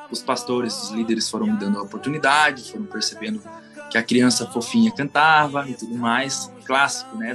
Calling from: Rio Grande do Sul, Brazil; Eu falo do interior, do interior, do interior do estado do Rio Grande do Sul

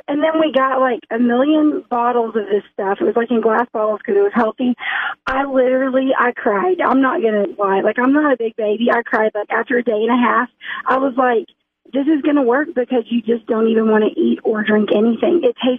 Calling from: Arkansas, United States; calling from my drive to work between Bentonville and Rogers.

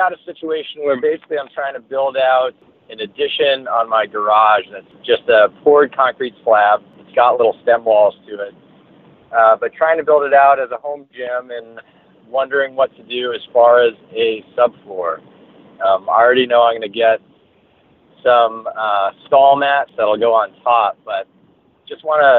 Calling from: Cumberland, Maine, United States; I'm calling from Maine, Cumberland, Maine, just north of Portland.

